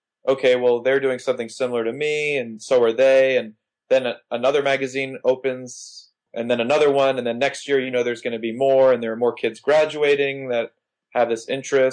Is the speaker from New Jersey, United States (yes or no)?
no; Miami, Florida, United States; I grew up in Miami.